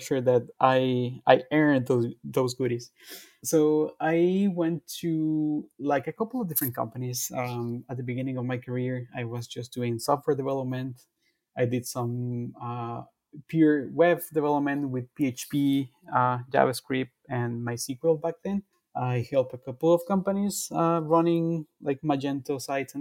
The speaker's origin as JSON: {"language": "English", "country": "Guatemala", "said": "I'm from Guatemala"}